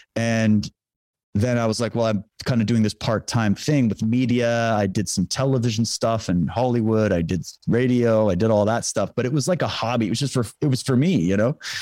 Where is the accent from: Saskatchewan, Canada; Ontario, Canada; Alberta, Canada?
Saskatchewan, Canada; I grew up in Saskatchewan